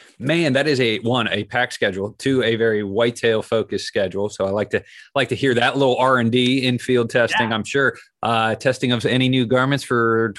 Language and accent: English; Columbus, Ohio, United States; I'm from Columbus. I live in the heart of Buckeye country.